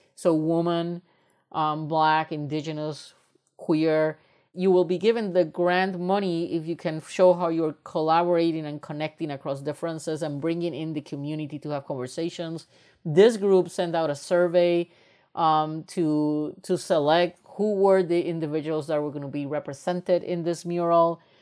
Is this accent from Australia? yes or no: no; Puerto Rico; moved away as an adult; also born or lived in United States; I am originally from Puerto Rico, and when I was raised up in Puerto Rico, I come from a very privileged family.